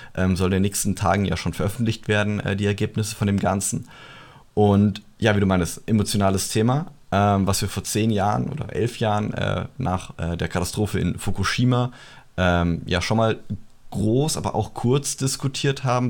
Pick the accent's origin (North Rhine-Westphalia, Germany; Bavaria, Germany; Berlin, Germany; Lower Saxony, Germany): Bavaria, Germany; bei uns in Bayern